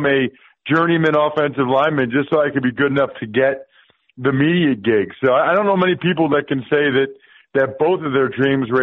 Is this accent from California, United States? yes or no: no; Reading, Pennsylvania, United States; I'm from Reading, Pennsylvania, an hour west of Philly. Actually, same hometown as Jimmy Devlin